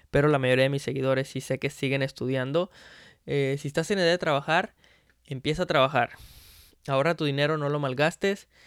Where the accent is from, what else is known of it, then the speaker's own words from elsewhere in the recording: Veracruz, Mexico; yo me acuerdo que cuando era niño, que vivía allá en Veracruz, en Veracruz